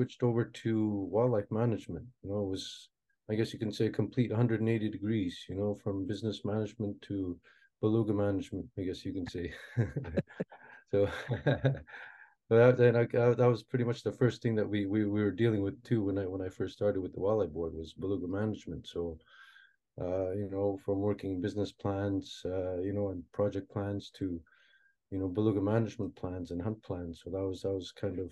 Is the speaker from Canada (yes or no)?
yes; Inukjuak, Quebec, Canada; also born or lived in Moose Factory, Ontario; brought up here in Inuktitut, and I've done most of my schooling here